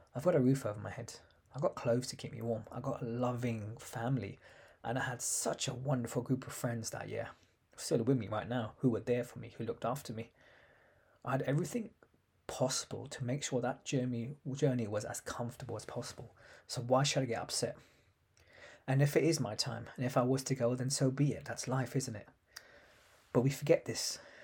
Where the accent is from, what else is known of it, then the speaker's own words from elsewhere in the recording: London, United Kingdom; I was born in London in nineteen eighty seven